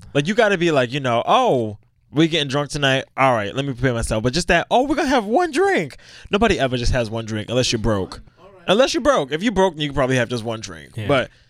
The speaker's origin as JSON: {"language": "English", "town": "Brooklyn", "region": "New York", "country": "United States", "said": "I'm from Brooklyn."}